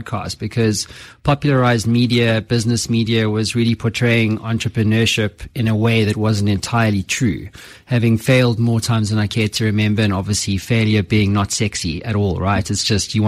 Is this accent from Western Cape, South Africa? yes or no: yes; Cape Town, Western Cape, South Africa; moved away as an adult; also born or lived in London; now in Johannesburg, South Africa; I was born in Cape Town, and then I pretty much lived overseas for the better part of 12 years